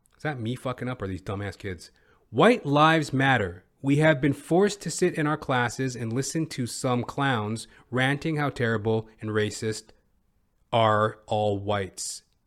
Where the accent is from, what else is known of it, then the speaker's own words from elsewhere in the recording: Edmonton, Alberta, Canada; moved away; I'm originally from Edmonton, Alberta